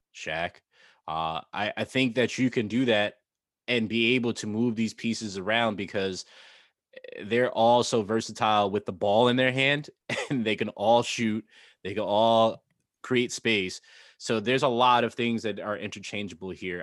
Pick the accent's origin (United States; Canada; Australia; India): United States; Northeast; growing up in the Northeast